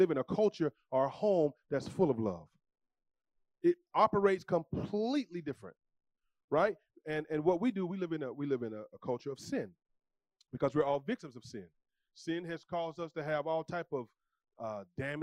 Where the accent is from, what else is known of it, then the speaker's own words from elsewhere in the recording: the South, United States; I'm from the South